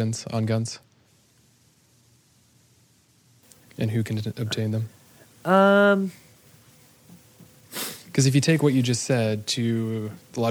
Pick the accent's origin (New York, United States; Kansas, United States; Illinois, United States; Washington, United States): Kansas, United States; We're both from Kansas